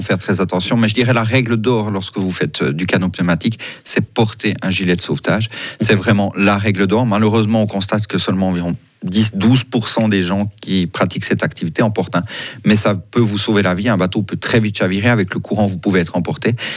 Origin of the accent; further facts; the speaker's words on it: Switzerland; on est suisse